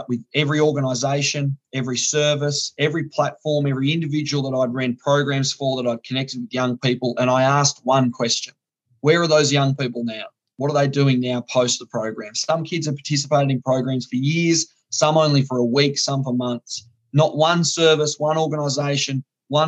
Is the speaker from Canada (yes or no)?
no; northern Tasmania, Australia; So I'm from Tasmania. For those of you who don't know, that tiny little apple isle at the bottom of Australia. I grew up in the north of the state.